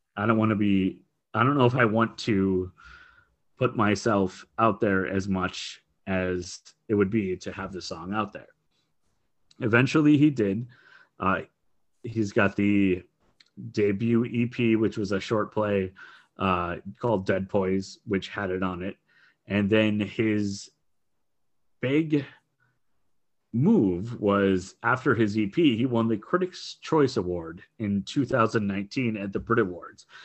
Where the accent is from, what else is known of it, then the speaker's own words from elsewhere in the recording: Minneapolis, Minnesota, United States; I grew up in the Twin Cities here in Minnesota, in Minneapolis, Saint Paul